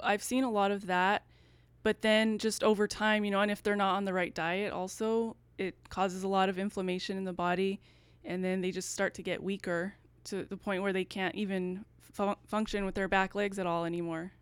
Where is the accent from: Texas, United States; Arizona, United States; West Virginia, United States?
Texas, United States; El Paso; now in Dallas, United States; I'm from El Paso, so I wanted to stay in Texas